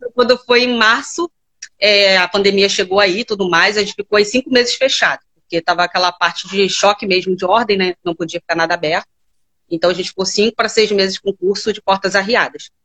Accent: Rio de Janeiro, Brazil; Eu sou do Rio de Janeiro, mais tá. precisamente Campo Grande

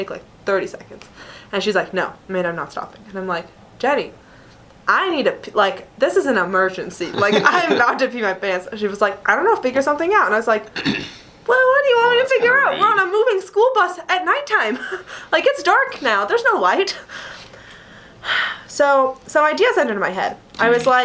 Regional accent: Salt Lake City, Utah, United States; I grew up in Salt Lake

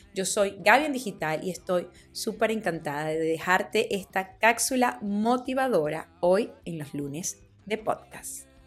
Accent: Venezuela; en mi país, en Venezuela

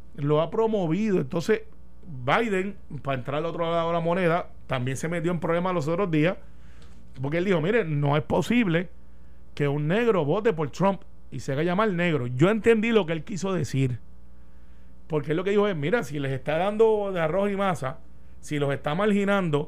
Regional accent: Puerto Rico; also born or lived in Palm Bay, Florida, United States

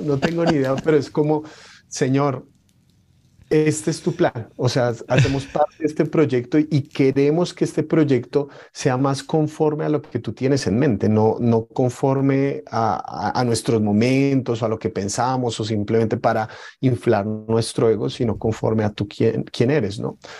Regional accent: Colombia; ser colombianos. Probablemente nunca hemos empuñado un arma, pero la cultura de la violencia está dentro de nosotros

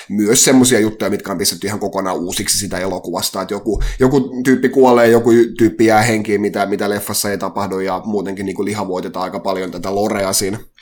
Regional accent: Halikko, Southwest Finland, Finland

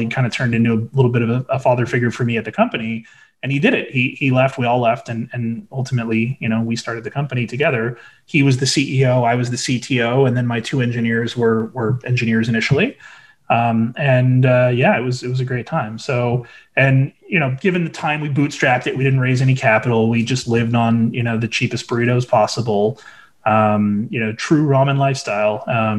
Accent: California, United States; Our prior, we came from Orange County, which had 3 million people.

